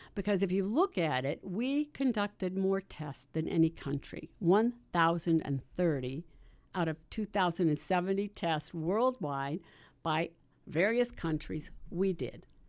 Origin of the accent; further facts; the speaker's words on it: Salt Lake City, Utah, United States; I am from Salt Lake City